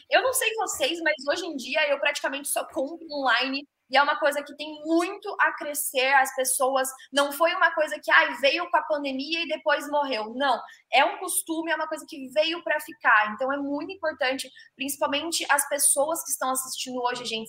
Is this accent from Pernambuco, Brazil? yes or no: no; Ourinhos, São Paulo, Brazil; eu sou de Ourinhos